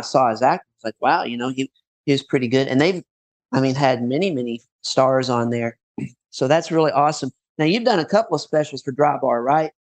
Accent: Paducah, Kentucky, United States; moved away; also born or lived in Florida; my hometown in Paducah near Murray

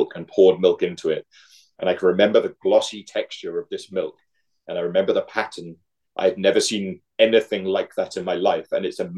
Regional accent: Mumbles, Wales, United Kingdom; moved away as an adult; now in Minneapolis, United States; I'm from a small village called Mumbles, which is just outside Swansea

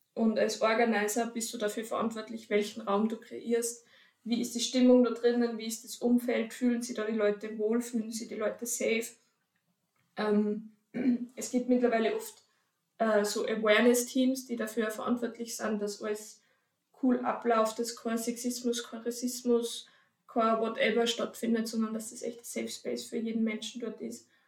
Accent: Upper Austria, Austria; now in Vienna, Austria; ich komme ursprünglich aus Oberösterreich und jetzt in Wien

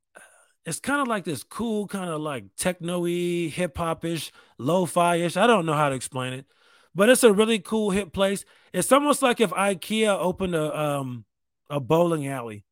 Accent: New York, United States; I'm from New York State.

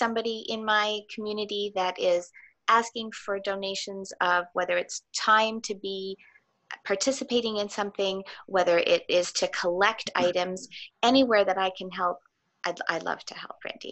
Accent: Thornhill, Ontario, Canada; also born or lived in Richmond Hill; I grew up in Thornhill. And I attended school both in Thornhill and Richmond Hill

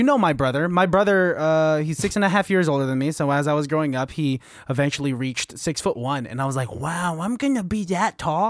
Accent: Pittsburgh, Pennsylvania, United States; I'm from Pittsburgh.

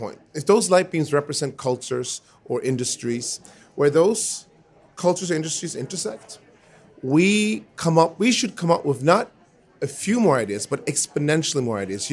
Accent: Sweden; I was born in Sweden to my dad, who's Swedish, and to my mom, who's American.

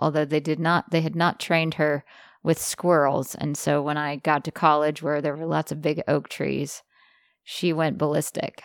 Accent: Jackson, Mississippi, United States; I grew up in Jackson, Mississippi

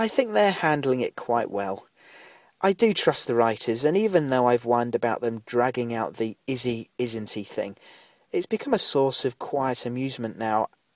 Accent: United Kingdom; we're both British

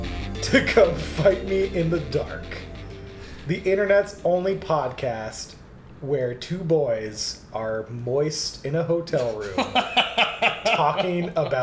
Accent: Seattle, Washington, United States; I am from Seattle, Washington.

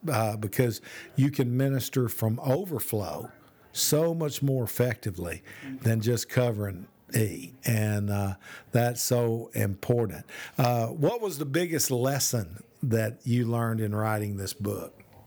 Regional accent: Birmingham, Alabama, United States; also born or lived in Oklahoma; now in Tennessee, United States; I'm from Birmingham

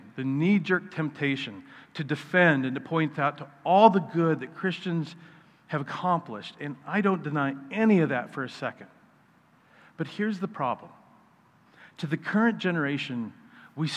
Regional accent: Wichita, Kansas, United States; also born or lived in Wisconsin; When I was 8, my dad and I moved to Wichita

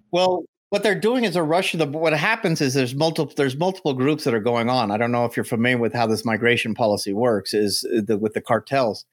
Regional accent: United States; as an American, 'cause us Americans

